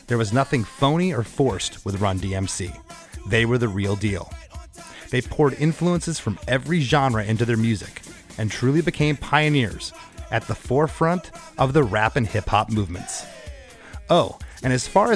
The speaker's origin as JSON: {"language": "English", "area": "about 100 miles south of Tampa", "region": "Florida", "country": "United States", "tie": "born or raised there", "also_born_or_lived": "Gainesville, Florida", "said": "I grew up about 100 miles south of Tampa"}